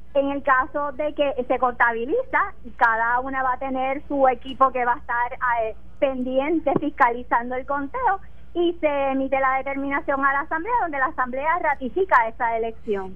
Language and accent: Spanish; Puerto Rico; yo amo mi pueblo y estoy muy orgullosa de los puertorriqueños